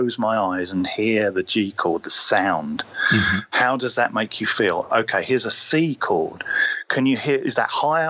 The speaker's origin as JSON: {"language": "English", "area": "Sussex", "region": "South East England", "country": "United Kingdom", "tie": "born or raised there", "also_born_or_lived": "Cornwall"}